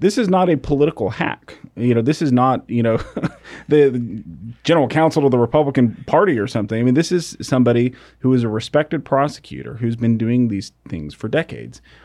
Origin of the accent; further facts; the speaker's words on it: United States; growing up in America